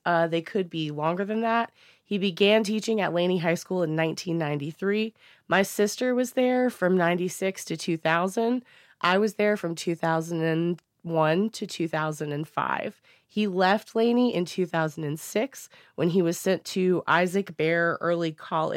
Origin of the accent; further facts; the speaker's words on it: Wilmington, North Carolina, United States; Wilmington, North Carolina is. That's my hometown